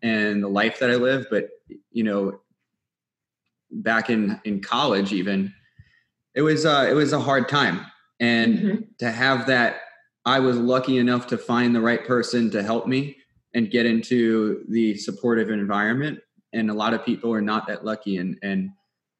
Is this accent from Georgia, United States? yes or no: no; New York City, New York, United States; I'm from Staten Island, New York